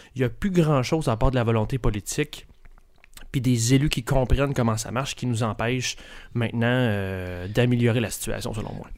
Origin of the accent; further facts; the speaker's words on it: Quebec City, Quebec, Canada; moved away; Je viens de Québec, mais ça fait longtemps que je suis plus là